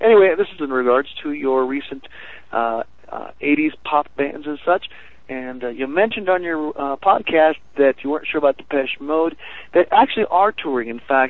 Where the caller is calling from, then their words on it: Four Corners area, United States; I'm calling you from the Four Corners area